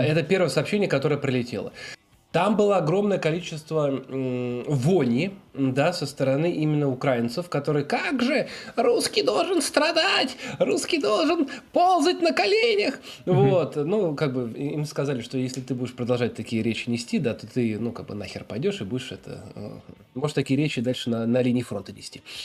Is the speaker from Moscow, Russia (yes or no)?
yes; Moscow, Russia; also born or lived in Wrocław, Poland; now in Warsaw, Poland; мы с Москвы, с России